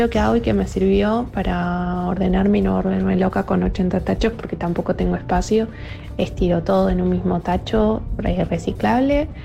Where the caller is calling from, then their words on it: General Roca, Río Negro, Argentina; Hola, Segu, soy de General Roca, Río Negro, y acá para dejar los reciclados tenés que hacer unas buenas cuadras.